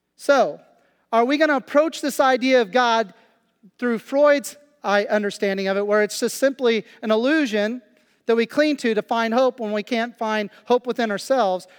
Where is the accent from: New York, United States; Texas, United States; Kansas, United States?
Kansas, United States; now in Pennsylvania, United States; I've been in Kansas for three weeks, and, uh, and, and it's a very slow pace, uh, especially in my hometown